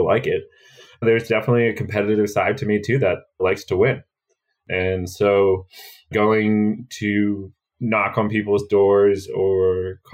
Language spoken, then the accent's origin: English; New Vernon, New Jersey, United States; also born or lived in Boston; I grew up in the suburbs of New York in New Jersey in a small town called New Vernon